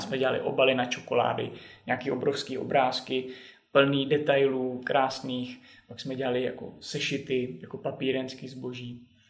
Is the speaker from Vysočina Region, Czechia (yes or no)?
yes; Vysočina Region, Czechia; also born or lived in Zlín / Bratislava / Finland; now in Prague, Czech Republic; na Vysočinu, do lesu, odkud pocházím